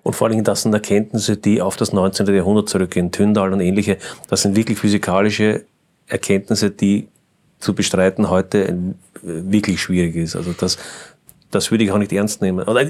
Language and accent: German; Austria; wir als Österreicher